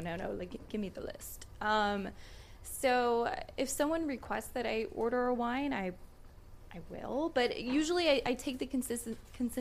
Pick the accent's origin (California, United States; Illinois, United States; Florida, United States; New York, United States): Florida, United States; Miami; also born or lived in Washington, D.C.; I was born in Miami